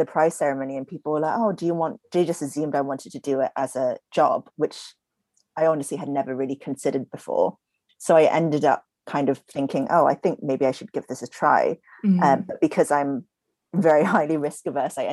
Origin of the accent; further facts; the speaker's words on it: Singapore; moved away; I grew up in Singapore